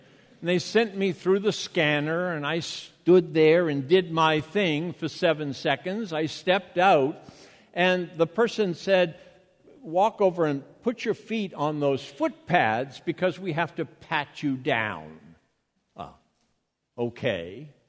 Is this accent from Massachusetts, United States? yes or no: yes; Boston, Massachusetts, United States; accent: Bostonian; I can revert back to that harsh Bostonian accent in a moment.